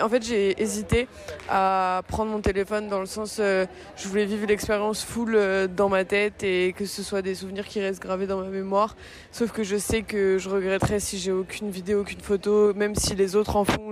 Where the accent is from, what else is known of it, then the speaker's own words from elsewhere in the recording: Brittany, France; je suis née en Bretagne